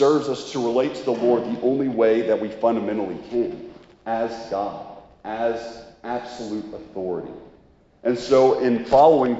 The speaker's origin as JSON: {"language": "English", "country": "United States", "said": "we're American consumerists"}